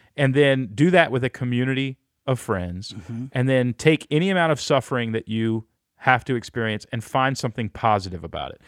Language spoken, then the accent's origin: English; Texas, United States; moved away as an adult; I grew up in Texas